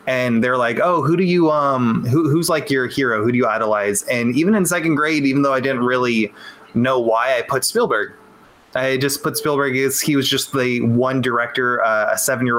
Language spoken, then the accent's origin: English; Los Angeles, California, United States; also born or lived in Long Beach, California / Florida; from California, from SoCal, from the South Bay. Yeah, whole life. Started in the Peach. Yeah, it's Pedro, where the ghetto meets the sea